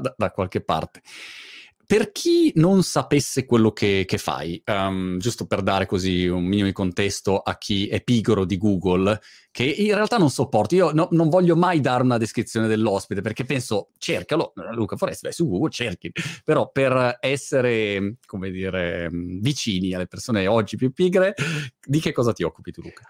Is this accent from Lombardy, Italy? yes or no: yes; Milan, Lombardy, Italy; moved away as an adult; now in Brighton, United Kingdom; io che sono milanese invece sono a Brighton